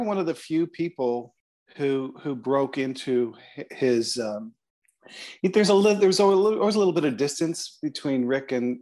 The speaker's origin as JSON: {"language": "English", "town": "Toronto", "region": "Ontario", "country": "Canada", "said": "you can tell I'm from Toronto because I said Toronto"}